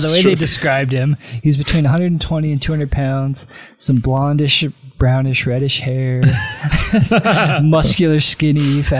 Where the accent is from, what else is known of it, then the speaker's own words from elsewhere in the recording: Utah, United States; I was born in Utah.